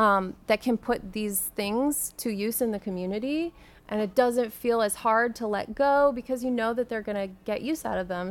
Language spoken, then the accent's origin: English; San Antonio, Texas, United States; I grew up in San Antonio